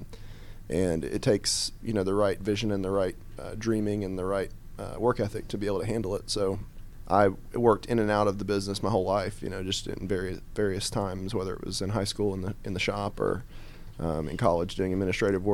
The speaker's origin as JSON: {"language": "English", "town": "Loganville", "region": "Georgia", "country": "United States", "tie": "born or raised there", "said": "I grew up in Loganville, Gwinnett County side of Loganville, went to South Gwinnett High School"}